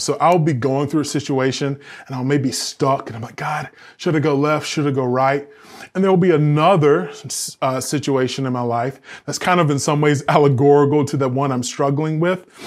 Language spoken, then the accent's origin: English; the South, United States; I'm from the South. We have all these, like, Southern phrases